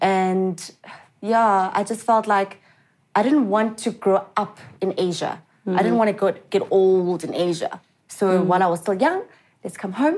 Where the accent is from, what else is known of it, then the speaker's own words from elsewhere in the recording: South Africa; moved away as an adult; also born or lived in South Korea / Taiwan; I was away from South Africa for an entire year.